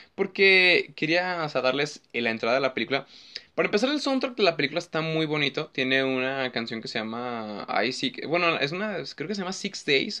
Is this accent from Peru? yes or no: no; Mexico; somos mexicanos